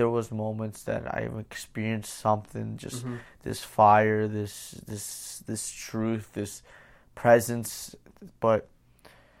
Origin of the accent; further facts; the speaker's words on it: Pennsylvania, United States; I grew up in Pennsylvania.